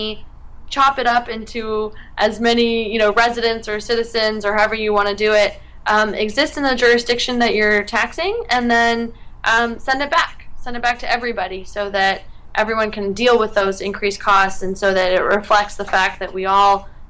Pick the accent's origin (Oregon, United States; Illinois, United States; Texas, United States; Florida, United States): Oregon, United States; moved away; I was still in my home state of Oregon